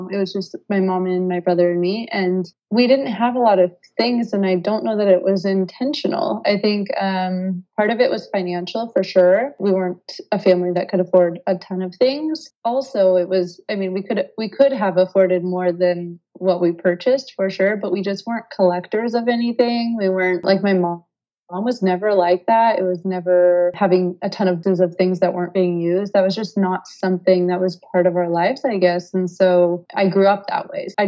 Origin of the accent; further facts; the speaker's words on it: United States; moved away as an adult; now in France; I am living in France right now. I am from the United States.